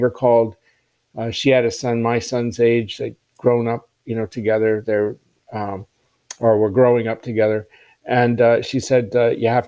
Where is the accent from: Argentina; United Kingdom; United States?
United States; Maryland; I grew up in Maryland.